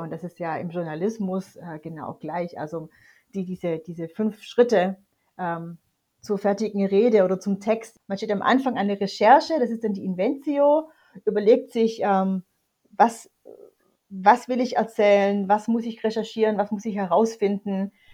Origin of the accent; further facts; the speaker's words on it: near Tübingen, Baden-Württemberg, Germany; ich bin, wie gesagt, in der Nähe von Tübingen aufgewachsen und dort zur Schule gegangen